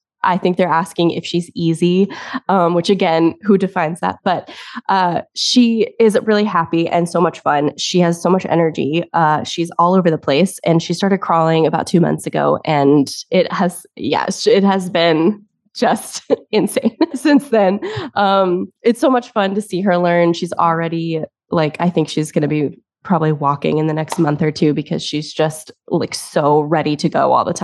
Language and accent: English; Tennessee, United States; also born or lived in South Carolina; now in Massachusetts, United States; So I was born in Tennessee. So if you hear a little bit of an accent, that's probably why.